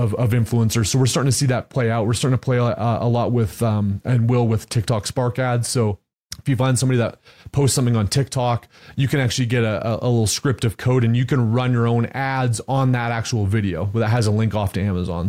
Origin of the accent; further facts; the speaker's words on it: Canada; now in Texas, United States; I grew up in Canada, moved to Texas